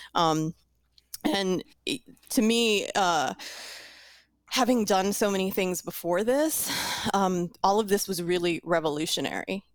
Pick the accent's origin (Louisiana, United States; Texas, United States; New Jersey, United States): Louisiana, United States; New Orleans; I'm from New Orleans